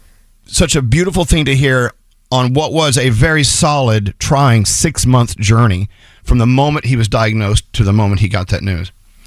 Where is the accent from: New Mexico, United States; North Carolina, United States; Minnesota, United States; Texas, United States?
Texas, United States; now in New York, United States; Born and raised in Texas, we always thought of ourselves as our own country anyway.